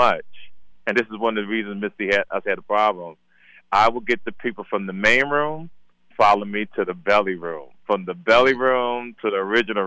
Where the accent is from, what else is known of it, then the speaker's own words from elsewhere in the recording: Jersey City, New Jersey, United States; moved away; also born or lived in Compton, California; by Jersey City by way of Compton, California. I'm not originally from Compton.